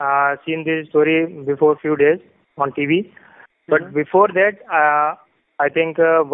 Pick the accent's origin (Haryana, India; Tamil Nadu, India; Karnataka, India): Haryana, India; Panipat; I am from Panipat.